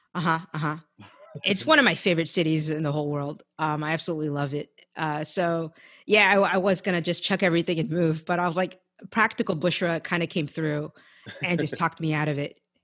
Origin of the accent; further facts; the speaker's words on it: San Francisco Bay Area, California, United States; moved away as an adult; now in Los Angeles, United States; I grew up in the Bay Area, I was born and raised there